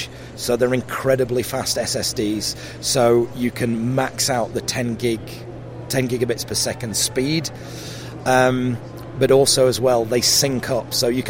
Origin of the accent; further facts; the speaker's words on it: South Africa; also born or lived in Sheffield / London; now in Cheshire, United Kingdom; So I grew up in South Africa. And then when we moved back to the UK, we lived in Sheffield, which was sort of less broad an accent. And then, you know, I sort of lived for quite a long time in London, and now we live in a place in Cheshire